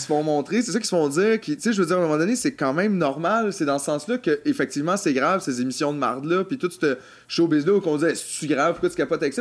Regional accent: Quebec, Canada; Québécois, nous sommes Québécois.

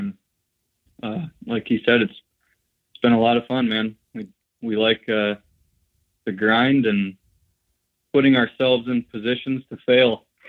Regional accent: Warren, Pennsylvania, United States; Yeah, I'm from Warren. I grew up here. I am a lineman for a utility here, electric utility.

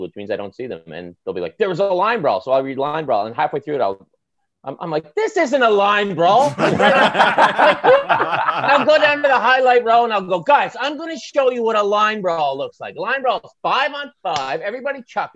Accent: the Maritimes, Canada; accent: maritime; now in Toronto, Canada; my maritime accent

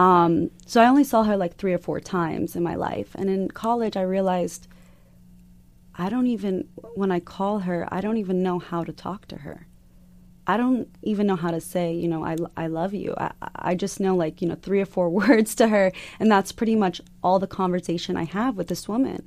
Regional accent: Arizona, United States; growing up in Arizona.

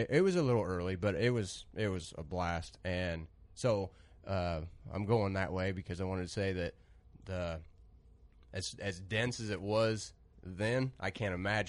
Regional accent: Biggsville, Illinois, United States; I'm 27. I'm from Biggsville, Illinois.

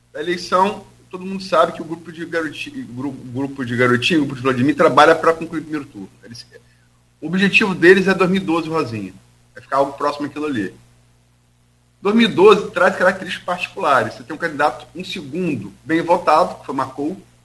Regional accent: Campos dos Goytacazes, Rio de Janeiro, Brazil; also born or lived in Niterói; eu não sou campista, eu sou niteroiense, mas fui criado em Campos, né? Desde, desde bebê, é, fui criado aqui

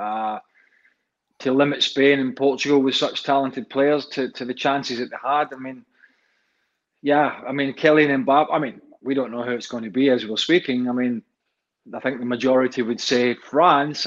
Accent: Scotland, United Kingdom; a Scotsman and a former Scottish international

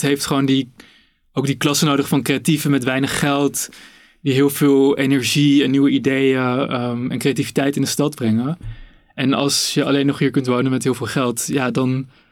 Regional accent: Amsterdam, North Holland, Netherlands; ik ben ook ehm, opgegroeid in Amsterdam.

